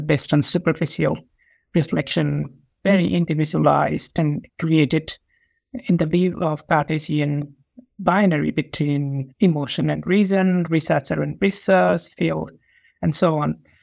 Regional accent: Nepal; moved away as an adult; also born or lived in Essex, United Kingdom; now in Sydney, Australia; I'm from Nepal

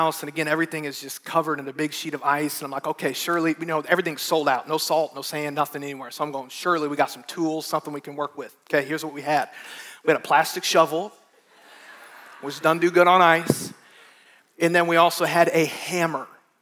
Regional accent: Midwest, United States; moved away; I grew up in it in the Midwest

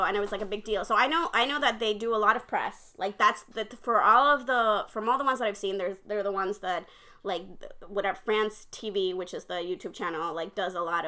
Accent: Puerto Rico; I come from Puerto Rico, which is very Spanish. Like, our Spanish roots are very strong, and we're very Catholic

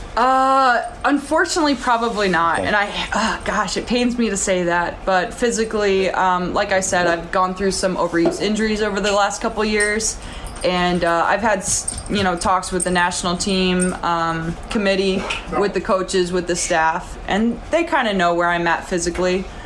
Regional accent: United States; moved away as an adult; I'm an American

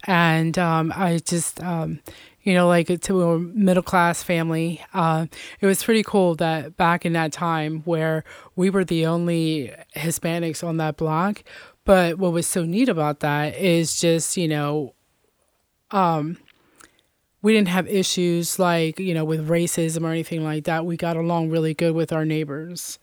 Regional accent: Lebanon, United States; also born or lived in Puerto Rico; I was born there, and I was adopted at the age, it was, like, between ten and fifteen days old, and was raised here in Lebanon all my life.

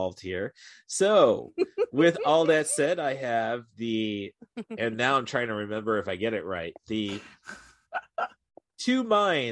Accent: Morton, Illinois, United States; moved away as an adult; also born or lived in Chicago, Illinois; I actually grew up 10 miles east in Morton

